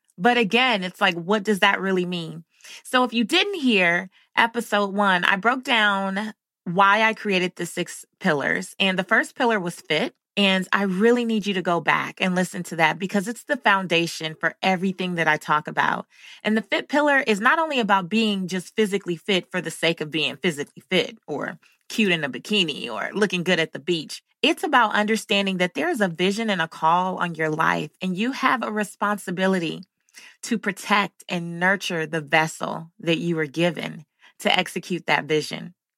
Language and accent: English; Los Angeles, California, United States; growing up in South Central Los Angeles